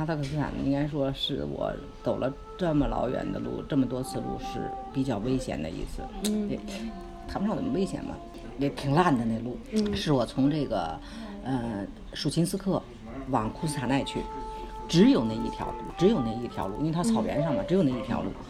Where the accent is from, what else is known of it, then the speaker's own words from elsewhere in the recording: Beijing, China; 是中国人吗？我说对，是中国人。从哪儿来？我说我们从北京来。